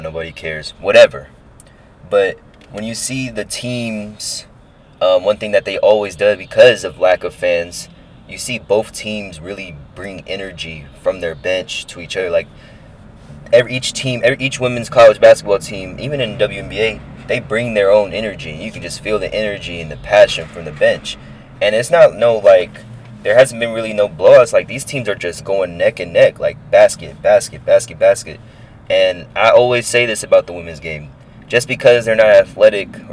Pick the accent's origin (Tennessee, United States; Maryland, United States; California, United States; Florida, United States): California, United States; Bay Area; growing up in the Bay Area and just being a freeway exit away from Oracle